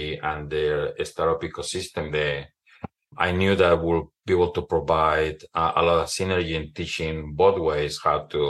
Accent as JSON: {"language": "English", "region": "Mexico City", "country": "Mexico", "tie": "born or raised there", "moved": "as an adult", "lives_now": "Oregon, United States", "said": "born and raised in Mexico City"}